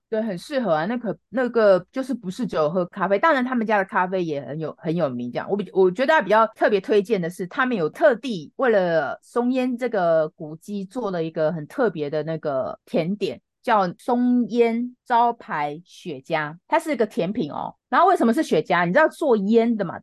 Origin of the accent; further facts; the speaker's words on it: Taiwan; 我们台湾人